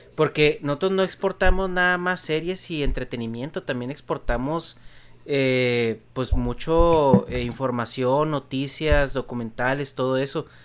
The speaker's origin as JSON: {"language": "Spanish", "country": "Mexico", "said": "en México pues tenemos ciertas expresiones"}